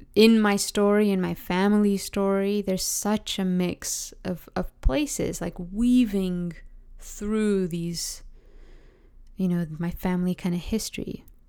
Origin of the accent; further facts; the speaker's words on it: Oakville, Ontario, Canada; also born or lived in London, England / Dayton, Ohio; So I was born in London, England. I grew up in Oakville, Ontario. After like a year stint we spent in Dayton, Ohio